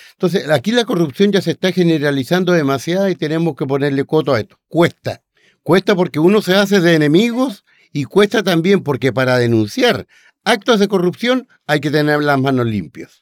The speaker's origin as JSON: {"language": "Spanish", "region": "Aysén", "country": "Chile", "said": "pasando por mi tierra, también por Aysén"}